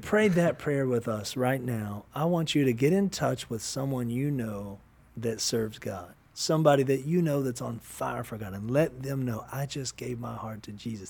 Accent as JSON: {"language": "English", "region": "Kentucky", "country": "United States", "said": "I'm from Kentucky"}